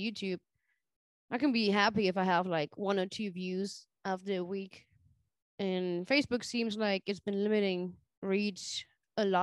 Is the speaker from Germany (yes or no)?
yes; Germany; now in Charlotte, United States; growing up in Germany